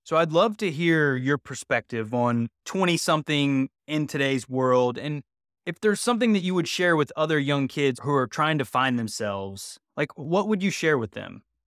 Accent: West Virginia, United States; moved away; also born or lived in Los Angeles; I'm from West Virginia originally

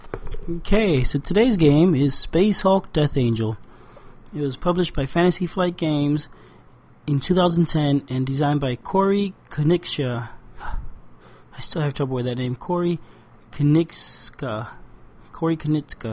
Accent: Cuba; I was born in Cuba

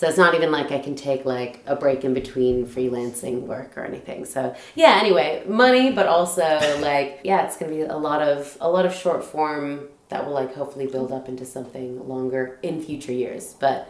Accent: Canada; now in United Kingdom

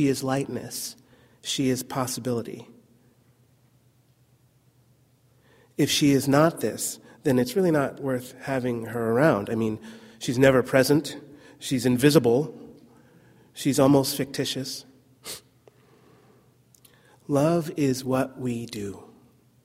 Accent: New Jersey, United States; moved away; also born or lived in California; I'm really from New Jersey

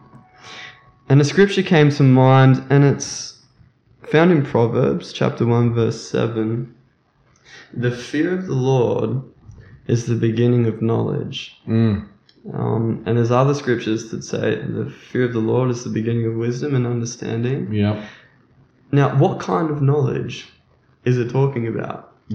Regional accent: Australia; We are from Australia

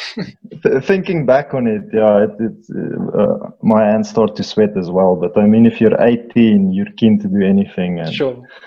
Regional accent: Eastern Free State, South Africa; I'm from the Eastern Free State, one of the most beautiful areas in our country

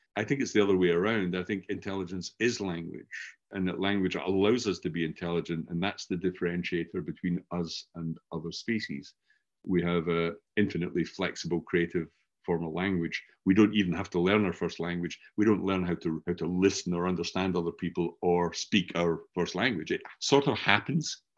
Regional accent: Scotland, United Kingdom; accent: Scottish; first language English; I grew up learning a Scottish variant of English because mm-hmm. everybody I knew was Scottish, hence my accent

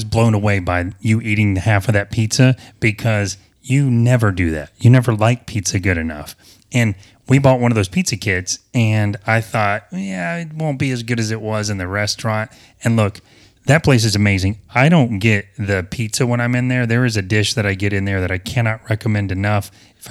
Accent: the South, United States; I don't know if it's because I'm from the South, and I don't feel like I have a Southern accent too much, but maybe I still do.

